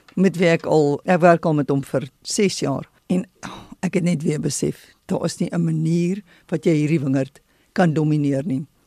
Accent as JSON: {"language": "Afrikaans", "country": "South Africa", "said": "as 'n Suid-Afrikaner en as 'n wingerdboukundige"}